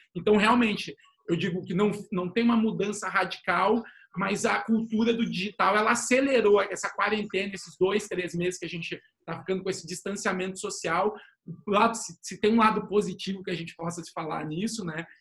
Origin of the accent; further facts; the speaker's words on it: São Paulo, Brazil; moved away as an adult; now in Porto Alegre, Brazil; eu sou paulista de origem, mas sou gaúcho de coração, falo aqui de Porto Alegre